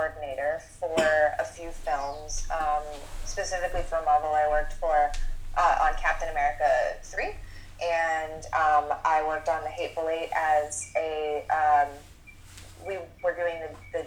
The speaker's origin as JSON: {"language": "English", "town": "Titusville", "region": "Florida", "country": "United States", "tie": "born or raised there", "moved": "as an adult", "lives_now": "Grand Rapids, United States", "said": "I'm from Titusville"}